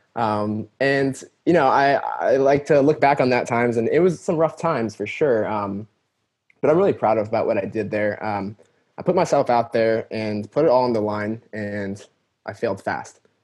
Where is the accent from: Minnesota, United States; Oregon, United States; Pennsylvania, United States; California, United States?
California, United States; I was born and raised in California.